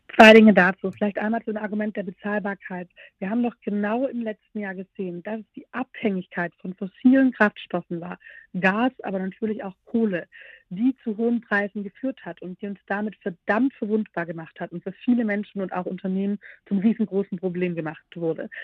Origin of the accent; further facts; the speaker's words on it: Southern Germany, Germany; aus meiner Rolle als Süddeutsche sagen, gerade in Baden-Württemberg